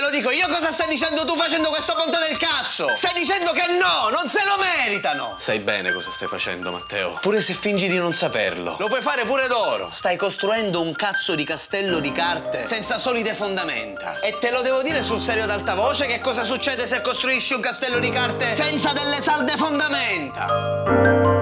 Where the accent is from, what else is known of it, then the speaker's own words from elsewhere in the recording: Palermo, Sicily, Italy; sono nato a Palermo da genitori di Isola delle Femmine